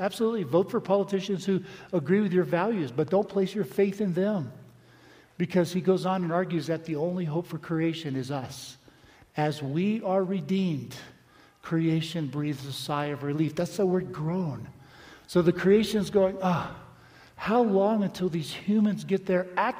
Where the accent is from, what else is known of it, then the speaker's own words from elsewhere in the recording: Palm Beach, Florida, United States; I grew up in Palm Beach on the beach